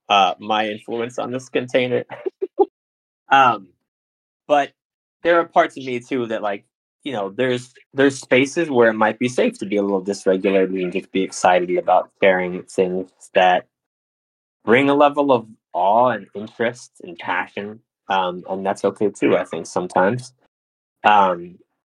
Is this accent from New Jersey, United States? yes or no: yes; New Jersey, United States; moved away; I'm from Jersey